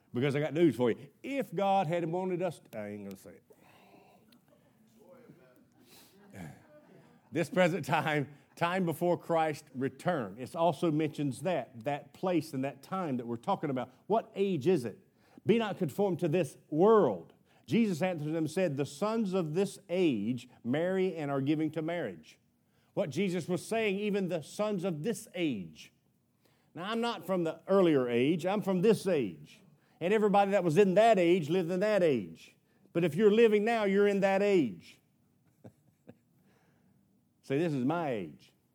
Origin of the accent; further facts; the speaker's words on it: United States; I was born in America, why I was grown up in a Baptist home